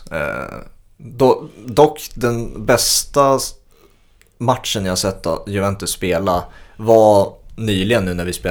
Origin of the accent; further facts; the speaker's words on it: Sweden; för mig som sticker ut som svensk